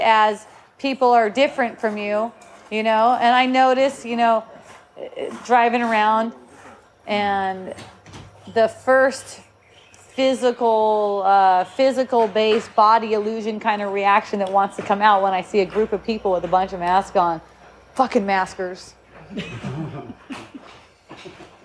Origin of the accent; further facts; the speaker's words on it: Southern California, United States; we're from Southern California